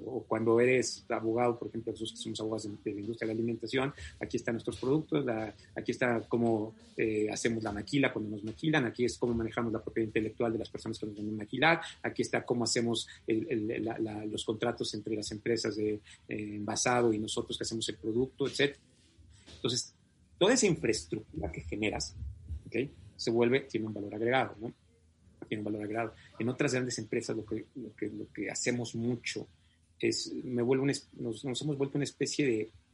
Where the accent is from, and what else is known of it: Mexico